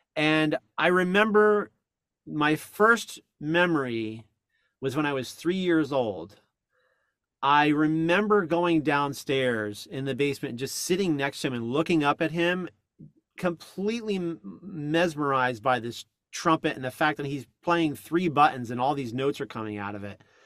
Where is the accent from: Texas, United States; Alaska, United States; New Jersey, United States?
New Jersey, United States; I grew up in North Jersey